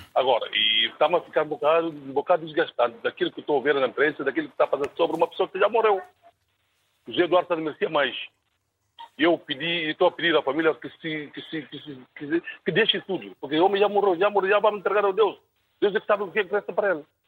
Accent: Guinea-Bissau; Não sou angolano, sou guinense.

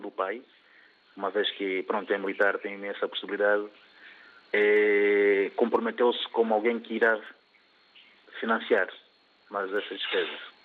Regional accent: Angola; moved away as an adult; also born or lived in Luanda; now in Portugal; eu sou angolano, resido em Portugal é, há 20 anos

